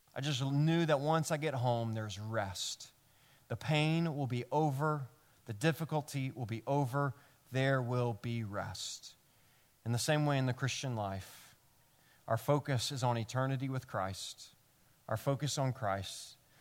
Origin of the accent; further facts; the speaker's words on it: Memphis, Tennessee, United States; now in New York, United States; I'm from Memphis